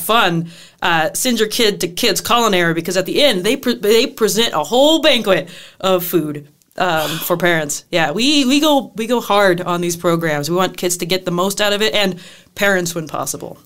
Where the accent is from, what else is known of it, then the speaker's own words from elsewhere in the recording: Southern Illinois, United States; now in La Crosse, United States; I am from Southern Illinois, where it is flatter than flat